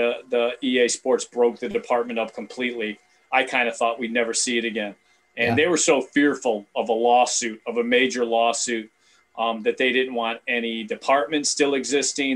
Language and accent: English; Cleveland, Ohio, United States; now in Chicago, United States; Growing up in Cleveland, I mean, Cleveland's kind of a different feel of the rest of Ohio